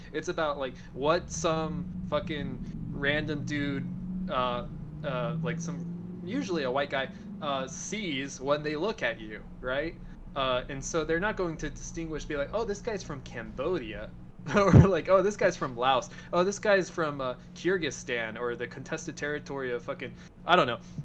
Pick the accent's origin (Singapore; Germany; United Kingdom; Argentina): Argentina; now in United States; I'm an Argentine American. I count. I have my family in Argentina.